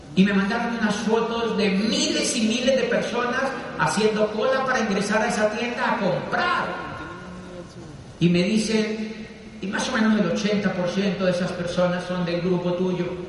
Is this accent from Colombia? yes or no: yes; Colombia